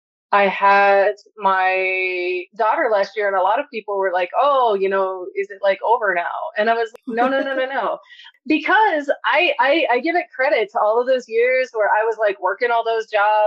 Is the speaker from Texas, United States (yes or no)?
yes; El Paso, Texas, United States; I worked as a substitute teacher in three different school districts here in El Paso, in my hometown, and then also in like rural Appalachia.